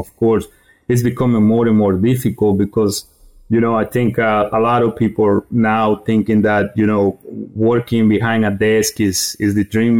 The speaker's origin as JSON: {"language": "English", "region": "eastern Guatemala", "country": "Guatemala", "tie": "born or raised there", "also_born_or_lived": "North Carolina, United States", "moved": "as an adult", "lives_now": "United States", "said": "I grew up in Guatemala, eastern part of Guatemala. After college, I got the opportunity, you know, to move into the United States"}